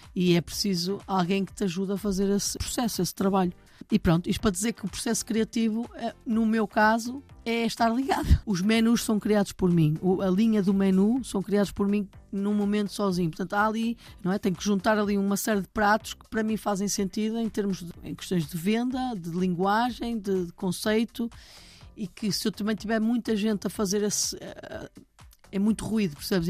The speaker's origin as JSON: {"language": "Portuguese", "country": "Portugal", "moved": "yes", "lives_now": "Lisbon, Portugal", "said": "o salame de chocolate não faz parte da minha infância nem da minha terra"}